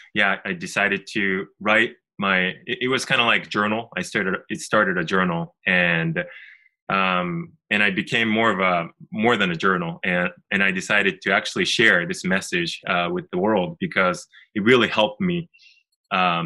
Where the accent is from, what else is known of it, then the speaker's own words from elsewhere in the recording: Japan; I'm originally from Japan, and we actually live in Tokyo.